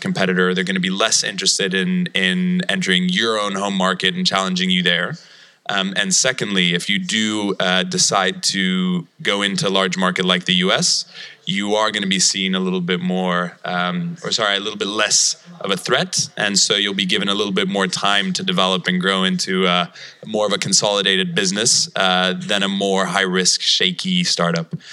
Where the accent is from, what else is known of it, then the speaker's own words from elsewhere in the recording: Malmö, Skåne, Sweden; Malmo, Sweden, my hometown.